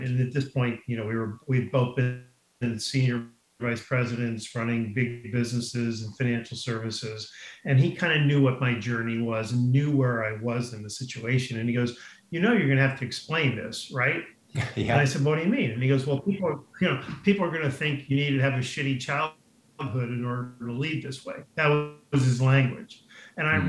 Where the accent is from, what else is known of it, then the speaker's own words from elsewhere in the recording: Garden City, New York, United States; moved away as an adult; now in La Jolla, United States; I grew up in Garden City, Long Island